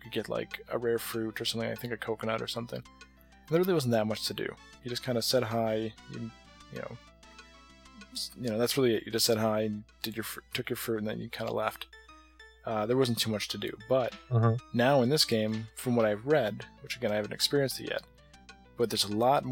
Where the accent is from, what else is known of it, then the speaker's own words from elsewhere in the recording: United States; as an American